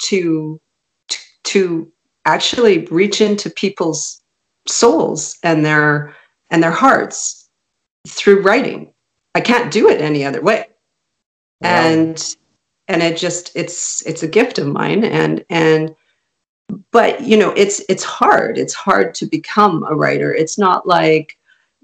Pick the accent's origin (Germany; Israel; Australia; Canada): Canada; first language Hungarian; English is a second language; My first language was Hungarian. And my parents were both landed immigrants in Canada, and they raised me in a very European Hungarian household